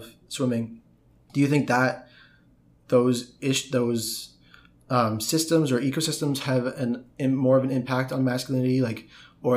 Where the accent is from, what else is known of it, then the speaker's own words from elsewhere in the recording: Canada; I'm from Canada.